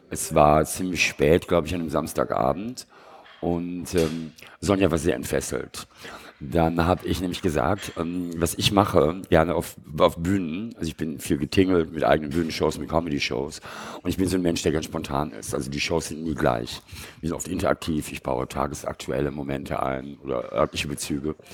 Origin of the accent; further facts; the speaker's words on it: Bonn, North Rhine-Westphalia, Germany; also born or lived in Munich / Lenggries / Oslo; Ja, und dann bin ich die ersten vier Jahre in München aufgewachsen und in Lengries, also im Bayerischen Voralpen und in Oslo. Und dann sind wir nach Bonn gezogen